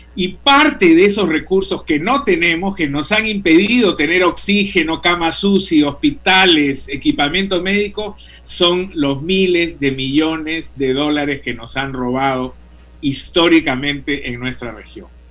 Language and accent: Spanish; Peru; nosotros hemos sido como peruanos